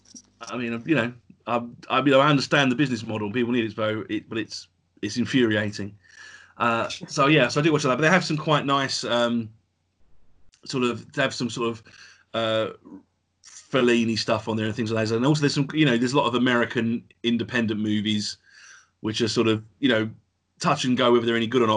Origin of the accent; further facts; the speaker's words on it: Essex, East of England, United Kingdom; accent: Essex Cockney; my Essex Cockney accent